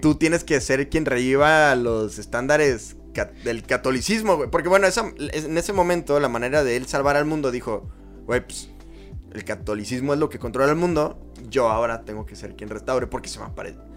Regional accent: Mexico; somos mexicanos todos

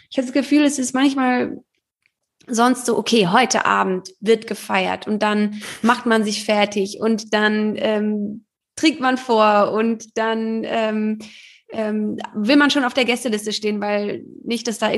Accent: Heidelberg, Baden-Württemberg, Germany; natürlich bin ich auch mal so in meiner Heimatstadt Heidelberg

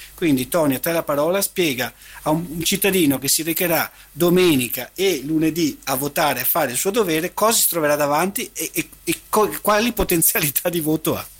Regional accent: Venice, Veneto, Italy; crescendo a Venezia l'abbiamo avvertita questa appartenenza

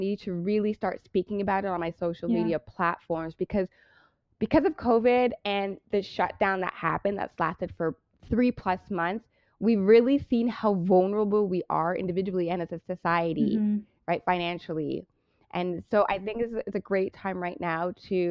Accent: Brampton, Ontario, Canada; also born or lived in Toronto (Scarborough), Canada; I born and raised in Toronto. Well, I was in Toronto, Scarborough, until I was 7. And then my mom moved my brother and I to Brampton. And that's where I grew up.

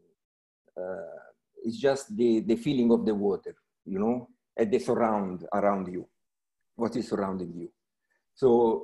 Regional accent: Rome, Lazio, Italy; I was born in Rome. So everything began in Rome 50 years

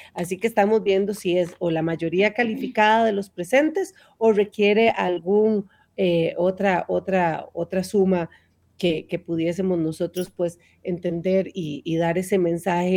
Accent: Naranjo, Alajuela, Costa Rica; yo que soy de Naranjo

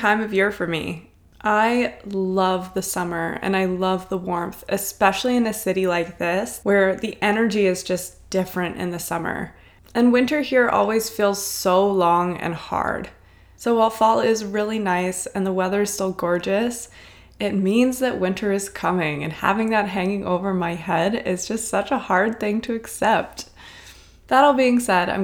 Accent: Cincinnati, Ohio, United States; I grew up in Cincinnati, Ohio, so it was really fun to connect with someone from my home state

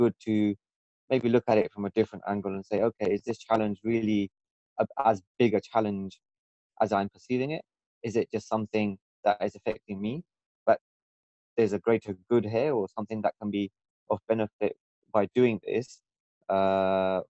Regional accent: London, United Kingdom; moved away as an adult; I was born and brought up in London for most of my life

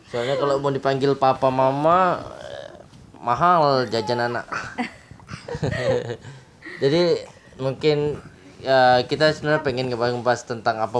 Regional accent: Jambi, Indonesia; moved away as an adult; now in Yogyakarta, Indonesia; kalau Aye itu orang Jambi

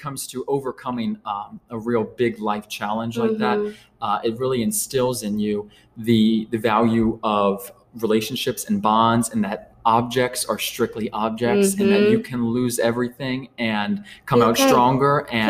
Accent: New Orleans, Louisiana, United States; now in Riverside, United States; So my family, actually, we moved to Riverside about 15 years ago. We moved from New Orleans, Louisiana.

